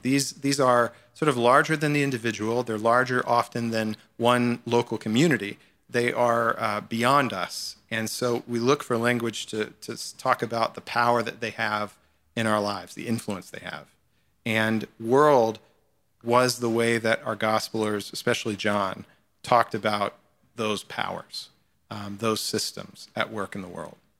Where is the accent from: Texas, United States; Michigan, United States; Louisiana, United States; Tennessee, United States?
Tennessee, United States; Memphis; moved away as an adult; also born or lived in Chicago / Dallas; now in New York, United States; Memphis, Tennessee is where I, I grew up.